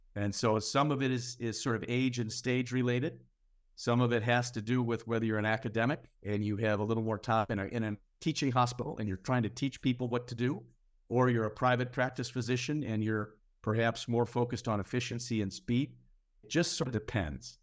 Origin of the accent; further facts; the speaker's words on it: Minneapolis, Minnesota, United States; my hometown of Minneapolis